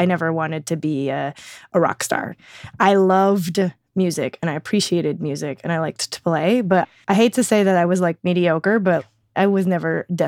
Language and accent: English; Oregon, United States; born there; also born or lived in Florida / Alabama; So I was born in Oregon. I lived there for 5 years. And then we just kind of bounced around a lot.